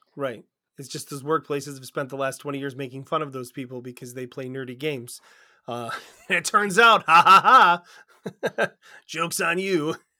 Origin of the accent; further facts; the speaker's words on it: United States; we're from America